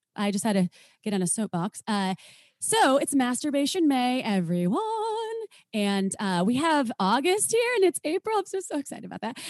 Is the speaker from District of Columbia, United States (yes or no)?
no; Wisconsin, United States; moved away as an adult; also born or lived in Minnesota; now in California, United States; I was from Wisconsin, or I am from Wisconsin